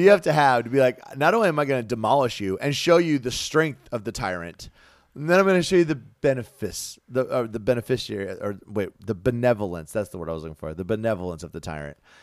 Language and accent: English; United States; I'm an American